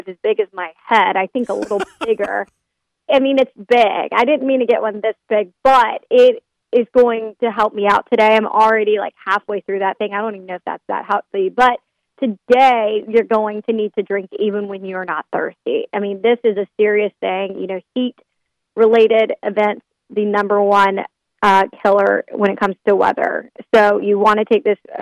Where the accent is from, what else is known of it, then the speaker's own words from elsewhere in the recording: the Carolinas, United States; I'm from the Carolinas